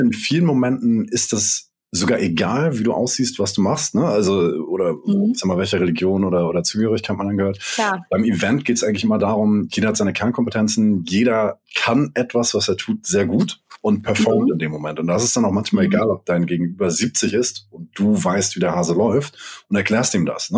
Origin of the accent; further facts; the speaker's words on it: Hamburg, Germany; ich bin ja Hamburger und bei uns regnet regnet das oft